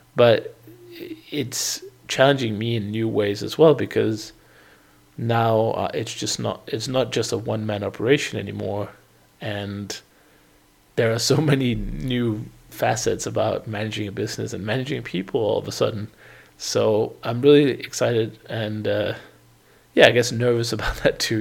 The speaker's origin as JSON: {"language": "English", "country": "Denmark", "also_born_or_lived": "United Kingdom", "moved": "as an adult", "lives_now": "Portugal", "said": "I eventually moved out of Denmark, my home country"}